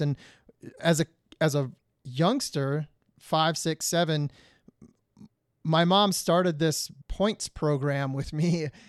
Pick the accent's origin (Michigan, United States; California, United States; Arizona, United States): Michigan, United States; Detroit; moved away; I'm originally from Detroit, Michigan, where the winters are brutal